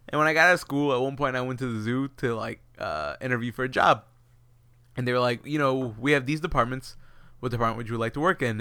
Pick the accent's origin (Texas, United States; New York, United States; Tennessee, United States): Texas, United States; Houston; We are from Houston